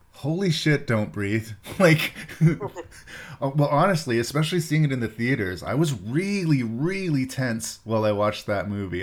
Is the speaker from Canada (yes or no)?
yes; Canada; I'm Canadian and that's where my show is from